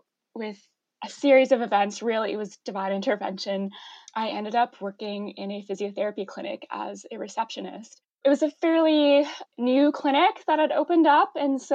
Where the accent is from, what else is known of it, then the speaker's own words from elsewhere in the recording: Ottawa, Ontario, Canada; also born or lived in London, Ontario; I grew up in Ottawa in the East End.